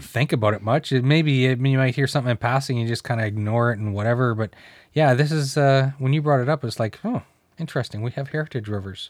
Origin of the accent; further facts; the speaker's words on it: New Brunswick, Canada; now in Ontario, Canada; I grew up in New Brunswick